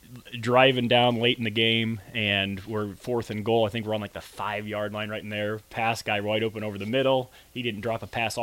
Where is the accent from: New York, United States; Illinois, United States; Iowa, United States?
Iowa, United States; Colfax; And I grew up in Colfax. It's a little small little town just a little bit east of Des Moines there, maybe about a half hour. And I went to Colfax Mingo High School